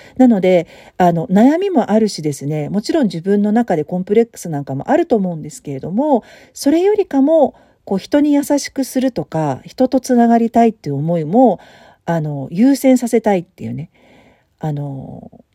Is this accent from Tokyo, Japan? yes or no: yes; Tokyo, Japan; moved away as an adult; もともと私東京生まれだしね、東京育ちだし